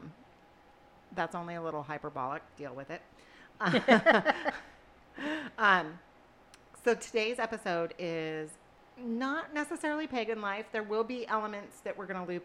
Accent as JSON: {"language": "English", "region": "Pacific Northwest", "country": "United States", "said": "we're from the Pacific Northwest"}